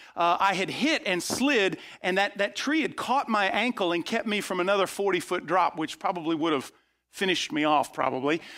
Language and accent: English; outside of Tampa, Florida, United States; I grew up outside of Tampa, Florida